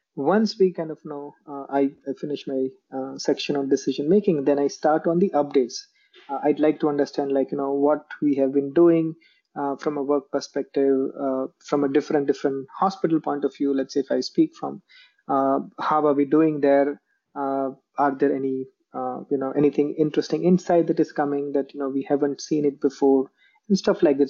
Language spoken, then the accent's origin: English; Jamnagar, Gujarat, India; moved away as an adult; now in Bangalore, India; I am originally from a place called Jamnagar um, in Gujarat, India.